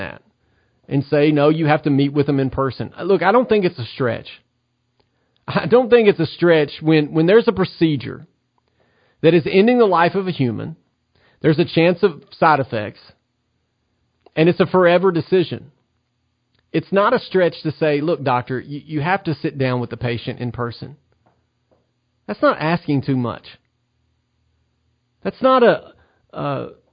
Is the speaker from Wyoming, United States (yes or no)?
no; Tennessee, United States; the state of Tennessee, my home state.